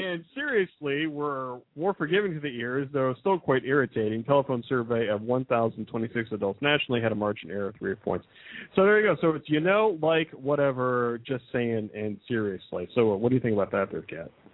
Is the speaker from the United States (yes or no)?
yes; Midwest, United States; I'm from the Midwest